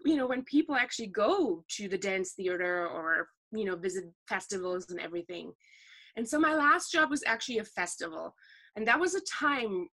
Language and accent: English; Ruhr area, North Rhine-Westphalia, Germany; The part of Germany that I'm actually from is, I feel like, pretty unique for Germany because it's the most industrialized part of it. It's the Ruhr area